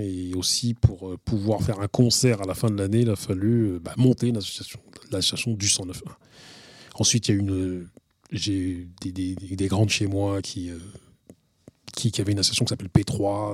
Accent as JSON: {"language": "French", "town": "Grigny", "region": "Île-de-France", "country": "France", "tie": "born or raised there", "also_born_or_lived": "Villepinte", "said": "avec mes gars avec qui j'ai grandi à l'Ellipse, à Grigny"}